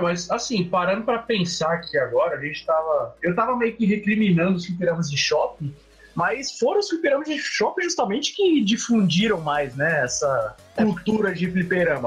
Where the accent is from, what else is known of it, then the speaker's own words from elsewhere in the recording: Carapicuíba, São Paulo, Brazil; eu cresci em Carapicuíba